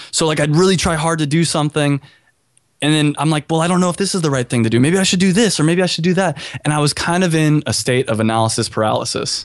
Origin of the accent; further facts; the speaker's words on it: California, United States; also born or lived in Chicago; now in Miami, United States; I'm from California